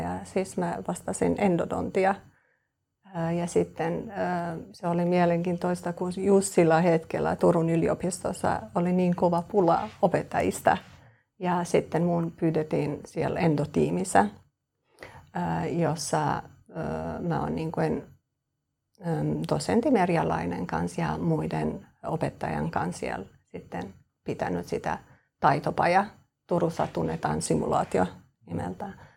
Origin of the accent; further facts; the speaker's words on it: Kosovo; Finnish is a second language; moved away as an adult; also born or lived in Turku, Finland; now in Espoo, Finland; mä oon Kosovosta. Äh, mä, äh, oon lähtenyt sieltä kolmetoista vuotta sitten ja mä muutin Suomeen perheen vuoksi